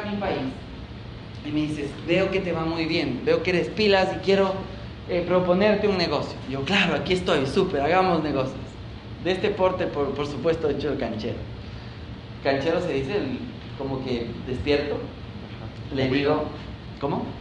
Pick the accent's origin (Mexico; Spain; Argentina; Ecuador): Ecuador; soy de Ecuador